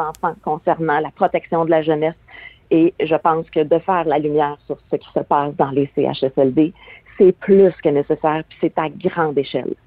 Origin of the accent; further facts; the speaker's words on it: Quebec, Canada; chez nous au Québec